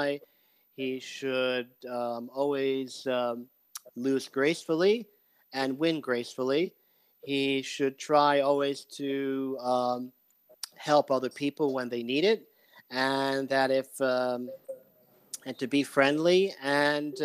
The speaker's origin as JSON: {"language": "English", "region": "New York", "country": "United States", "tie": "born or raised there", "said": "I grew up in New York"}